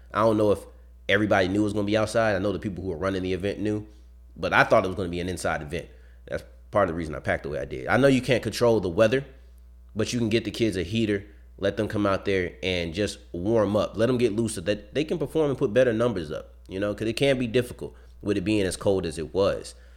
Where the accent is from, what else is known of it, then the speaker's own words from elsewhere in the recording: Texas, United States; I'm from Texas